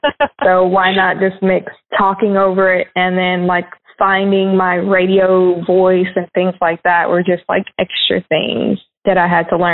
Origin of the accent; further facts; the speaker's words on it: Alton, Illinois, United States; born there; I moved around a lot, and like I lived in Alton, Illinois, which is where I was born, and Chica